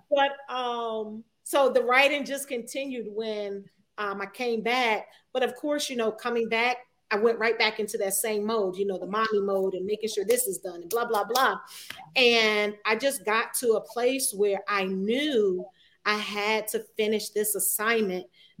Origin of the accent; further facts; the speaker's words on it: New Jersey, United States; moved away as an adult; also born or lived in Virginia Beach, Virginia; I'm from Jersey. Mm-hmm. I am a Jersey girl at heart. Um, I went to the famous Eastside High School.